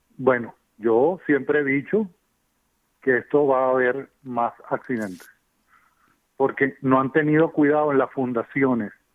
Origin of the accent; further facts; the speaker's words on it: Venezuela; moved away as an adult; also born or lived in Germany; now in United States; yo soy de Venezuela y estudié en Alemania